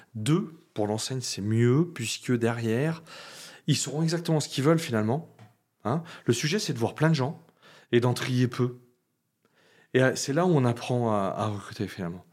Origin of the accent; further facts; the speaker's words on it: Lyon, Auvergne-Rhône-Alpes, France; je suis lyonnais